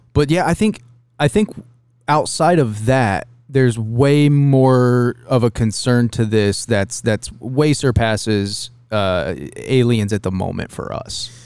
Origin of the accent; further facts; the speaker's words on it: Dayton, Ohio, United States; growing up around Dayton